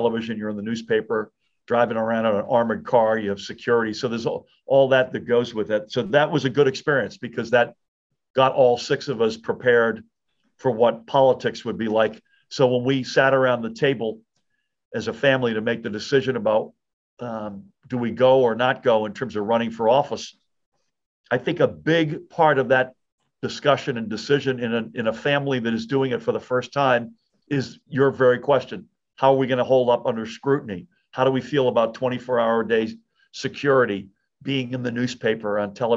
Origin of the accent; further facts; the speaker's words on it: Massachusetts, United States; also born or lived in outside of Boston; now in New Jersey, United States; I was born and grew up in Massachusetts